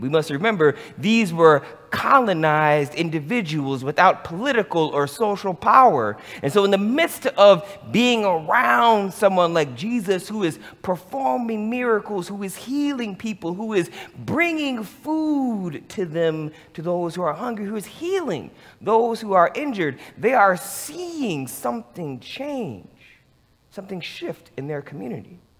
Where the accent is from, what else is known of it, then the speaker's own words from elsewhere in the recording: Michigan, United States; moved away; also born or lived in Los Angeles; growing up in Michigan with a grandfather who was a sharecropper